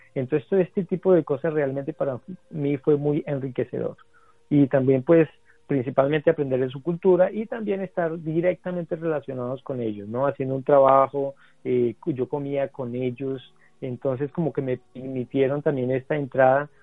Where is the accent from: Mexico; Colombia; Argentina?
Colombia; Garzón, Huila; yo soy del Huila, de Grado Huila